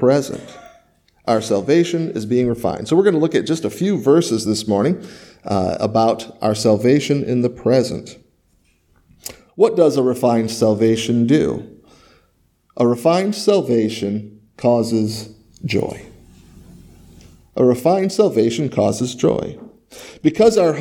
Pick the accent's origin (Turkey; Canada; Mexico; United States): United States; Michigan; moved away; I grew up in Michigan